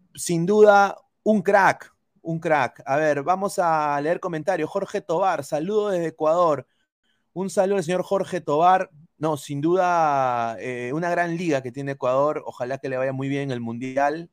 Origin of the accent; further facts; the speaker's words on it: Peru; moved away; como peruano, como eh, eh, periodista en el extranjero